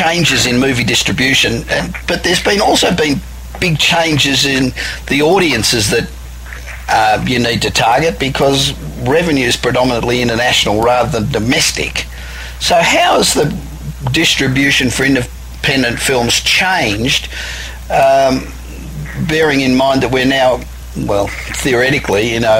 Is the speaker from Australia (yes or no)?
yes; Australia; moved away as an adult; I'm an Aussie, obviously, and although I've been here 25 years, but I belong to Australians in Film